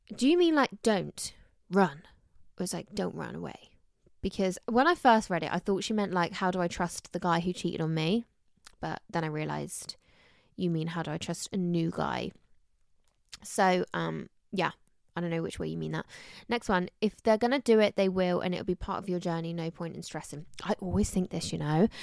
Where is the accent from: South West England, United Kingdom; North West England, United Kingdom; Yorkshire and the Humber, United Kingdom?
South West England, United Kingdom; Somerset; accent: Somerset; my summer sack accent's really coming out recently